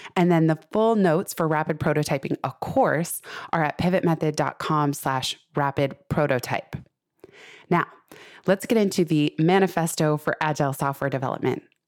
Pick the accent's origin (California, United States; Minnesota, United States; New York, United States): California, United States; Silicon Valley; I grew up in Silicon Valley